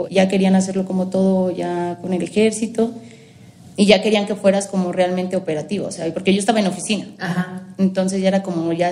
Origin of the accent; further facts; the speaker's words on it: Mexico; Y yo no, soy mexicana, solo el nombre.